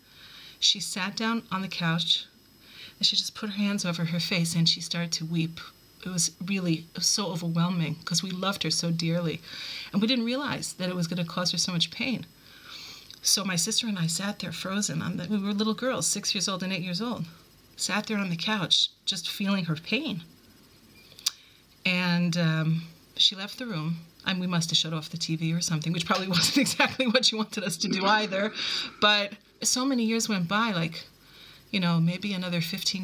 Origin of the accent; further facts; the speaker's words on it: New York, United States; moved away as an adult; also born or lived in Buffalo, New York / Cleveland, Ohio; now in Israel; I was born in New York, raised in both Brooklyn and Queens